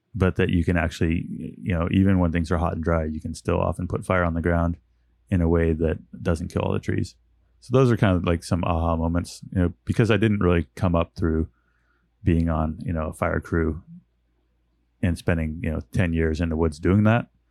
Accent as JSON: {"language": "English", "town": "Westwood", "region": "California", "country": "United States", "tie": "born or raised there", "also_born_or_lived": "Oakland, California", "moved": "as an adult", "lives_now": "Chico, United States", "said": "I was born in Oakland, California. And then, uh, my parents moved up to Northeastern California when I was about five"}